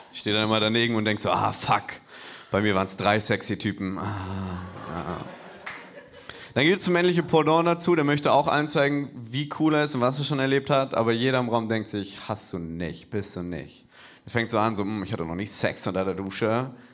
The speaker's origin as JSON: {"language": "German", "region": "Hamburg", "country": "Germany", "said": "Ich, ich komme eigentlich aus Hamburg, für mich ist beides ein Abstieg."}